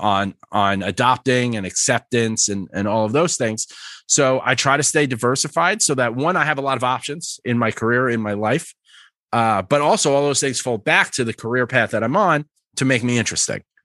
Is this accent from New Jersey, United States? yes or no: no; New York, United States; also born or lived in Philadelphia; born and raised in New York, spent a lot of time in Philly, very northeast